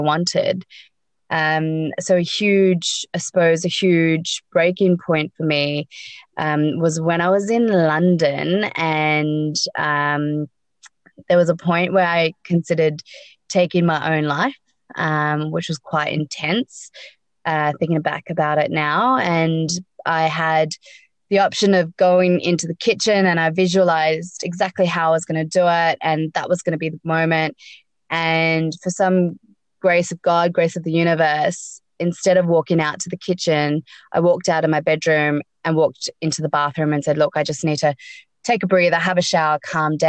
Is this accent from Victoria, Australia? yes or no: no; Sydney, New South Wales, Australia; also born or lived in South Africa; I was born in South Africa, grown up in Sydney.